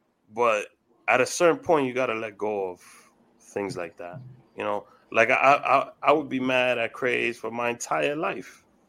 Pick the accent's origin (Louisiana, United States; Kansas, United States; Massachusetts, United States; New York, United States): New York, United States; I'm from New York.